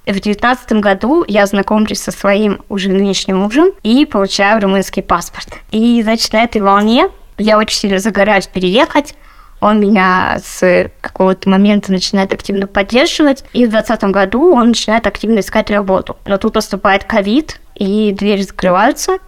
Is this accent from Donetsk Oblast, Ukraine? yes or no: no; Melitopol, Zaporizhzhia Oblast, Ukraine; moved away as an adult; also born or lived in Lipetsk, Russia / Moscow, Russia; now in Berlin, Germany; я э, родом из Украины и переехала в Россию, когда мне было 23